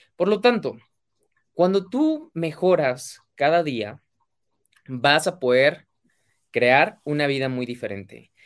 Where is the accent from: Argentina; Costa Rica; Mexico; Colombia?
Mexico; mexicano, emprendedor y empresario